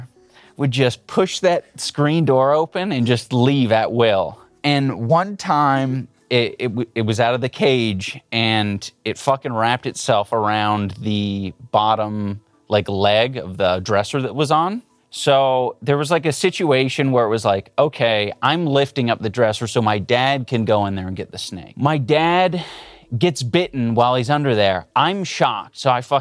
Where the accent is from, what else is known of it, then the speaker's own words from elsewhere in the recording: California, United States; I grew up in Southern California. I have an older sister.